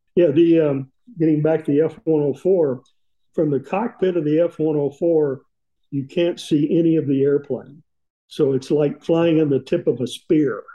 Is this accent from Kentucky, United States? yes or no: no; East Tennessee, United States; growing up in East Tennessee